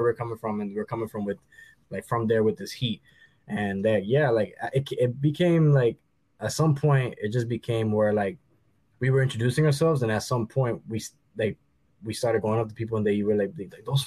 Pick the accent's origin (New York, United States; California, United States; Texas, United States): New York, United States; New York City; I'm from the Bronx